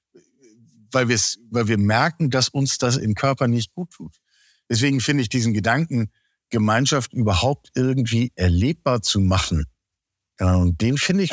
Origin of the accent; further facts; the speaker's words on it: Germany; ich bin selber am Elbdeich aufgewachsen